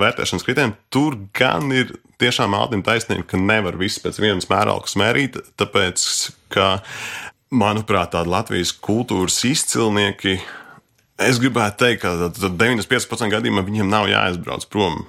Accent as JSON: {"language": "Latvian", "country": "Latvia", "tie": "born or raised there", "moved": "yes", "lives_now": "United Kingdom", "said": "mums ir kultūras atšķirības kā cilvēkiem, kas ir dzimuši auguši Latvijā un pēc tam aizbraukuši uz Angliju prom"}